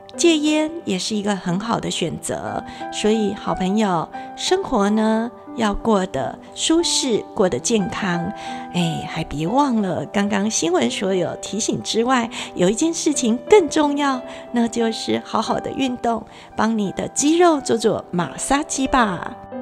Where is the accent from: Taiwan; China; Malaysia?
Taiwan; 我们台湾人全体呢都很努力。